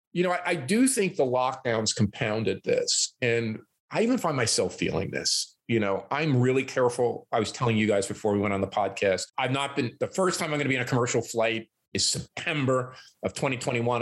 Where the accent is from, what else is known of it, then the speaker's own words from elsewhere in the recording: New Jersey, United States; moved away as an adult; also born or lived in Newark, New Jersey / Pittsburgh; now in Toronto, Canada; I grew up in New Jersey and I lived in New Jersey for 21 years.